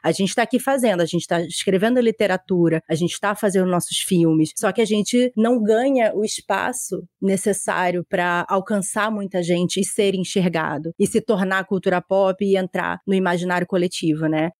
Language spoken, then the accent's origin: Portuguese; South Region, Brazil; eu que nasci no Sul e tal, tenho uma família